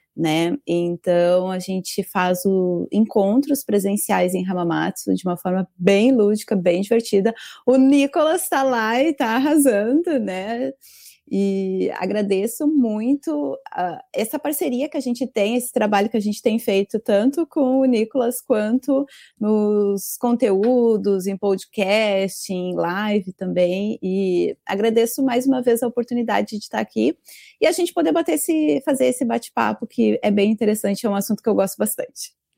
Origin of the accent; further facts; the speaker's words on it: Brazil; now in Japan; eu não sou descendente japonesa, sou brasileira mesmo